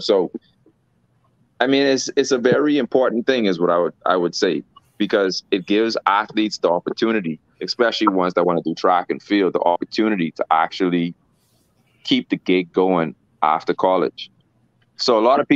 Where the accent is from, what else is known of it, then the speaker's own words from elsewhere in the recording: Bahamas; I'm from the Bahamas